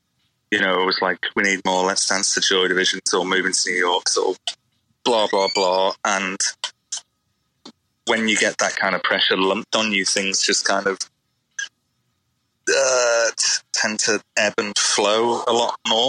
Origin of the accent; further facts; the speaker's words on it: Liverpool, North West England, United Kingdom; And I don't think we sound particularly like we're from Liverpool.